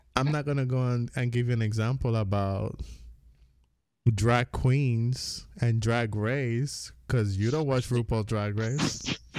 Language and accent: English; U.S. Virgin Islands; accent: Caribbean; moved away as an adult; I grew up on the Virgin Islands. I mean, I was born, grew up, whatever. I moved out when I was nineteen